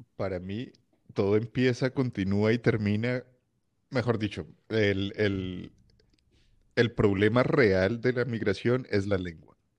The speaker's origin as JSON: {"language": "Spanish", "town": "Cali", "region": "Valle del Cauca", "country": "Colombia", "tie": "born or raised there", "also_born_or_lived": "Bogotá", "moved": "as an adult", "lives_now": "Switzerland", "said": "yo vengo de Cali. Eh, crecí, digamos, mi adolescencia y, y, demás en Bogotá, pero de Cali y Bogotá"}